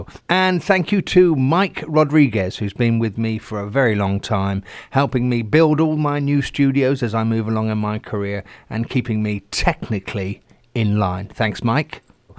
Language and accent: English; England, United Kingdom; I'm an Englishman, so a good cuppa.